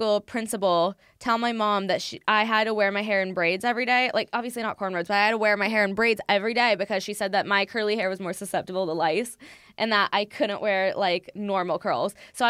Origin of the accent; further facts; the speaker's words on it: Manhattan Beach, California, United States; also born or lived in San Diego; I grew up in Manhattan Beach.